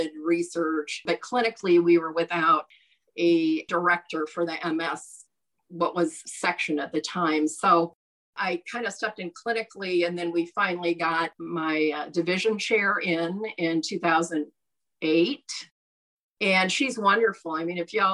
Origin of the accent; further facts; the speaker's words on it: Nebraska, United States; we're from Nebraska